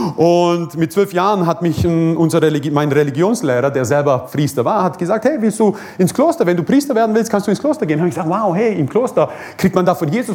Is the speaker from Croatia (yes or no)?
yes; Croatia; moved away; Ich komme aus Kroatien. Ähm, bin Kroate, bin stolzer Kroate